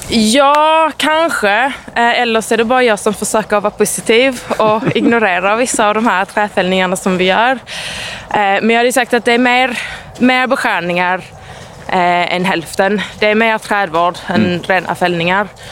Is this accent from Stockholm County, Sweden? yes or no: no; Eslöv, Skåne, Sweden; Jag är, jag är från Eslöv